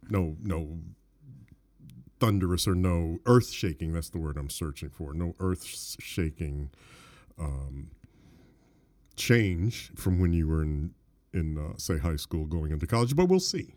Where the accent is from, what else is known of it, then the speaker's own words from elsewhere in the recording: Detroit, Michigan, United States; I grew up in Detroit